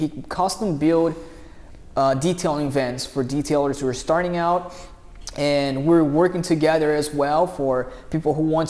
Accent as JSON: {"language": "English", "country": "Brazil", "moved": "yes", "lives_now": "United States", "said": "we're both immigrants. I'm from Brazil."}